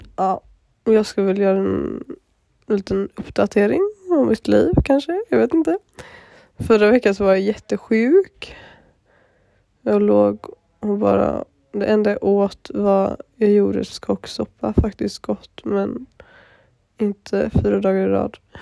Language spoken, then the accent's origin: Swedish; Gothenburg, Västra Götaland, Sweden; moved away; så är jag hemma i Göteborg med min moster och min mormor och min familj